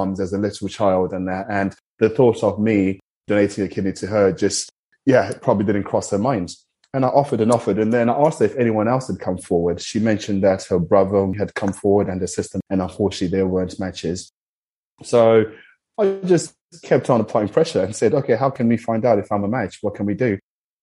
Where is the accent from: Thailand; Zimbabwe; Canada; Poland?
Zimbabwe; I'm from Zimbabwe